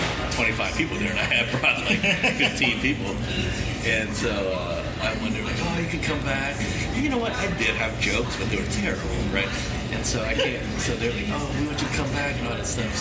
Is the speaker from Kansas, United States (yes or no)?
yes; Kansas, United States; moved away; I grew up in Kansas